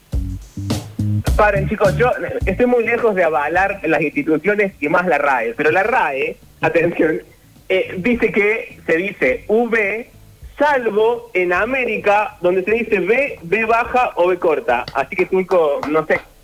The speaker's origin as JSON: {"language": "Spanish", "country": "Argentina", "said": "nuestro país"}